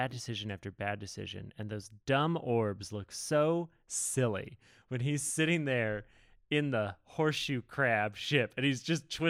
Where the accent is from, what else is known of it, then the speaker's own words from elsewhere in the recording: Texas, United States; Yeah, like they call me …. I'm from Texas.